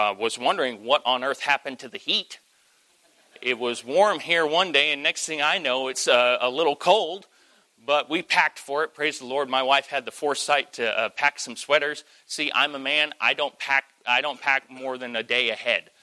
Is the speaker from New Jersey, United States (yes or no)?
no; Kentucky, United States; I am from Kentucky